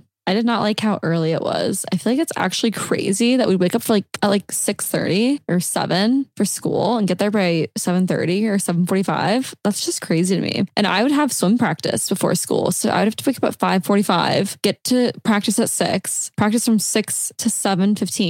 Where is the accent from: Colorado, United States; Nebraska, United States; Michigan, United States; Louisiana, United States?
Nebraska, United States; That's my hometown.